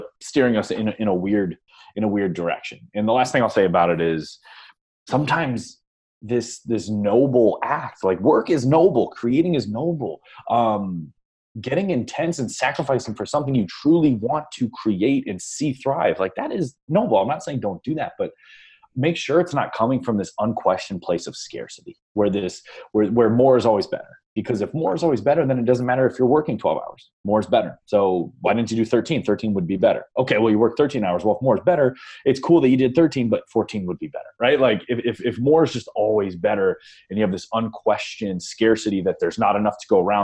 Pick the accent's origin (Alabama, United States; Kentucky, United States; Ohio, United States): Ohio, United States; I'm from Ohio